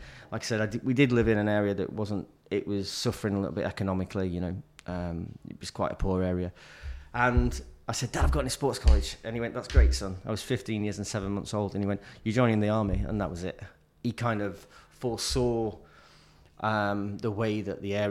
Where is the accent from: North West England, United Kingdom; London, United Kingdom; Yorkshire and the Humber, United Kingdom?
Yorkshire and the Humber, United Kingdom; Sheffield; moved away as an adult; also born or lived in Rotherham; now in Phuket, Thailand; Born and raised in Sheffield.